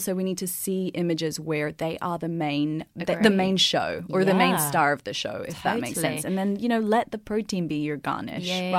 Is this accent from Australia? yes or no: yes; Australia; accent: Aussie; Okay, so I will say that the less pants, more plants in my Aussie accent.